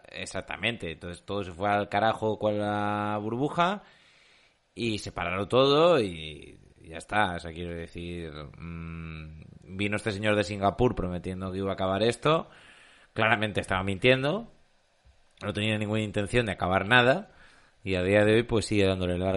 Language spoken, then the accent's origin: Spanish; Valencia, Valencian Community, Spain; Sí, no, nosotros tenemos si tú paseas por Valencia